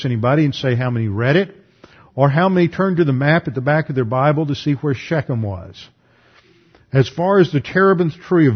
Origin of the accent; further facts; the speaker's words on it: United States; as an American